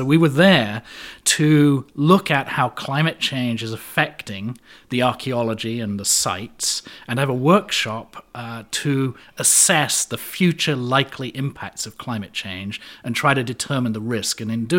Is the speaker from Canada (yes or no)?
no; London, United Kingdom; moved away as an adult; also born or lived in Connecticut; now in United States; Oh, no, I'm originally from London, but I've been in the States for 25 years, so whenever I go back to the UK, people think I have an American accent, so.